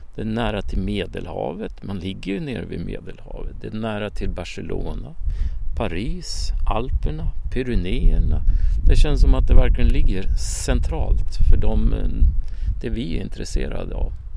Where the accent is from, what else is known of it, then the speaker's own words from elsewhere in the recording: Sweden; moved away as an adult; now in France; hemma i Sverige